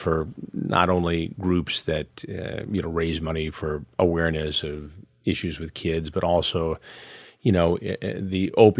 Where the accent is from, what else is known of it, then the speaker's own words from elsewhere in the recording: Detroit, Michigan, United States; I'm from Detroit originally, mm-hmm. and I'm back there a lot.